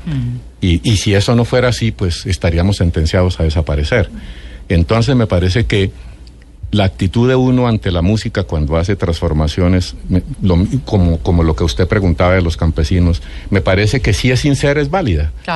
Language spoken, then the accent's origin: Spanish; Ráquira, Boyacá, Colombia; soy de Ráquira, Boyacá